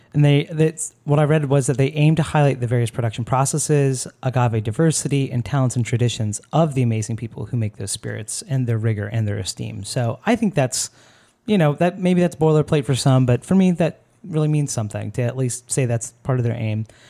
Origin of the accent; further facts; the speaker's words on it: Florida, United States; I'm from Florida